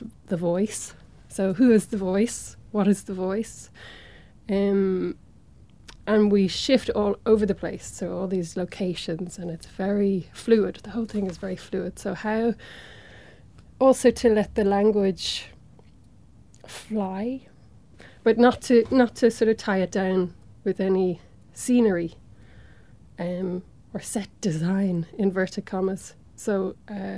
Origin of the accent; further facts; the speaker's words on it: Dublin, Leinster, Ireland; I'm from Dublin